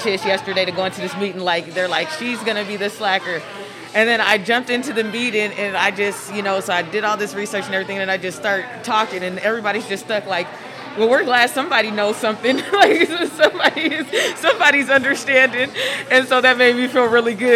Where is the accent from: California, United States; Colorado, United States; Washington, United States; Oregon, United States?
Washington, United States; Seattle; I grew up in the central area of Seattle